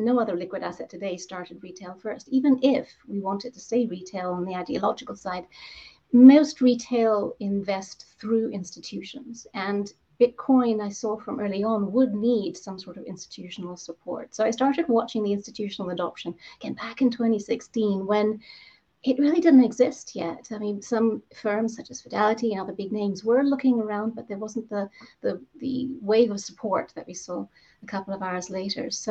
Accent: Zambia; moved away; I grew up in Zambia

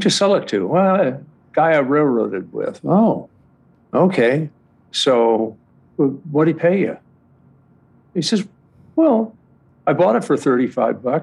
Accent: Los Angeles, California, United States; I'm from Southern California. I grew up here. I was born here. I used to be proud to say I was born in Hollywood

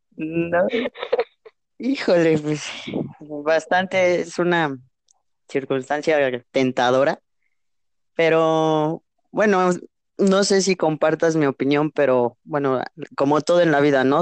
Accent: Mexico; también soy mexicano

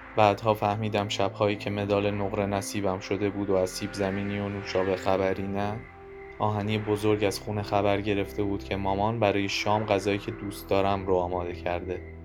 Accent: Tehran, Tehran Province, Iran; من متولد بیمارستان پارسم متولد بولوار کشاورز همه مسیرهام همیشه ختم شدن به همون حوالی

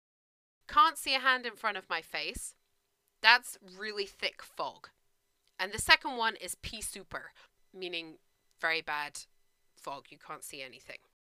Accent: United Kingdom; I'm British

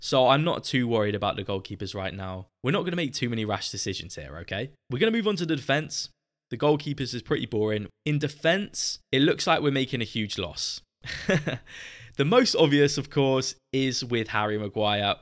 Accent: Southampton, South East England, United Kingdom; I grew up in Southampton

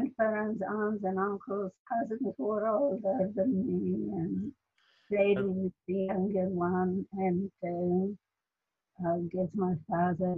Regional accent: Krakow, Lesser Poland, Poland; now in United States; I was born in Krakow, Poland. And I had a very happy childhood until 1939

